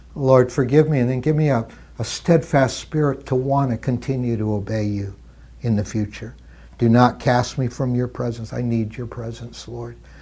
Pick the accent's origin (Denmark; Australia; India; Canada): Canada; Midwestern Canada; I grew up in Canada and, and, uh, Midwestern Canada